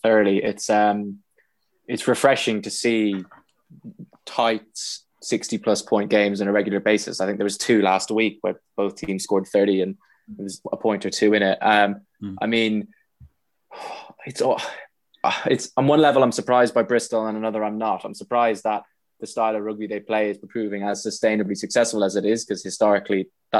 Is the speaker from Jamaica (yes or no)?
no; Ireland; being an Irishman and following the Pro 14